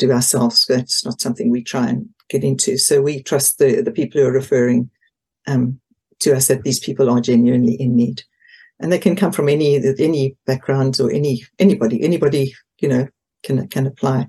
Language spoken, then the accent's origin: English; Port Elizabeth, Eastern Cape, South Africa; moved away as an adult; now in Potton, United Kingdom; we came from Port Elizabeth originally, which is on the east coast, southeast coast.